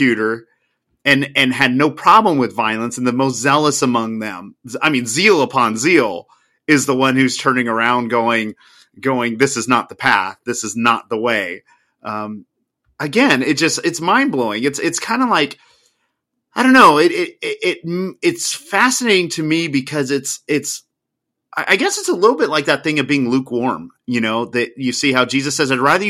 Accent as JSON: {"language": "English", "country": "United States", "said": "my home country"}